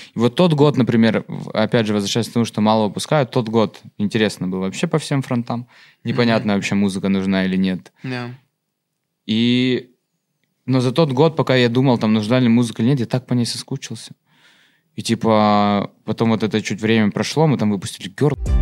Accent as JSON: {"language": "Russian", "town": "Sochi", "region": "Krasnodar Krai", "country": "Russia", "tie": "born or raised there", "moved": "as an adult", "lives_now": "Moscow, Russia", "said": "я же из Сочи. Mm-hmm. Я типа там 18 лет жил"}